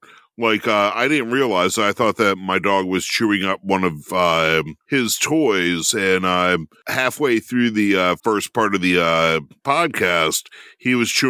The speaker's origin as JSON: {"language": "English", "region": "Maryland", "country": "United States", "tie": "born or raised there", "lives_now": "Williamsport, United States", "said": "Yeah, I grew up in Howard County."}